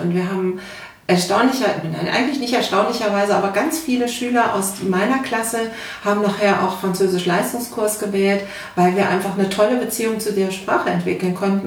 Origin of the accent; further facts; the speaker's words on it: North Rhine-Westphalia, Germany; now in Berlin, Germany; ich bin keine Berlinerin, wie man hört. Ähm, ich komme ursprünglich mal aus Nordrhein-Westfalen